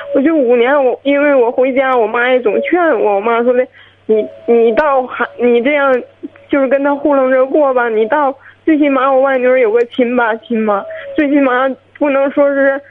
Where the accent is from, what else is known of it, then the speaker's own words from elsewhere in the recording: Qinhuangdao, Hebei, China; 我是秦皇岛的